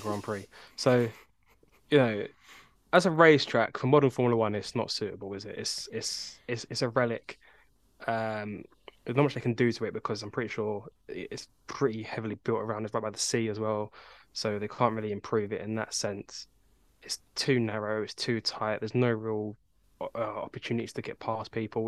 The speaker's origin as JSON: {"language": "English", "region": "England", "country": "United Kingdom", "said": "we are all from England"}